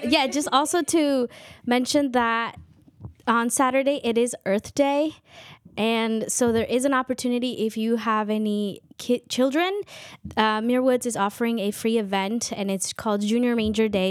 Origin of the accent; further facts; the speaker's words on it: Chivarreto, Totonicapán, Guatemala; first language K'iche'; English is a second language; now in United States; I speak a native language um, from Guatemala, Quiche